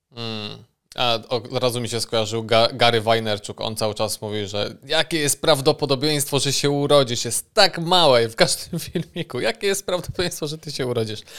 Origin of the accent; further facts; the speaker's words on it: Bytom, Silesian Voivodeship, Poland; jestem z Bytomia